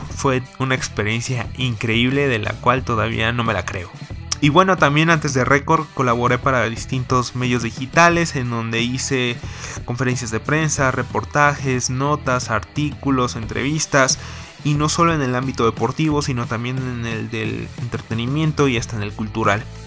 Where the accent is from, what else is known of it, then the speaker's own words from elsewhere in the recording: Mexico City, Mexico; nací en la Ciudad de México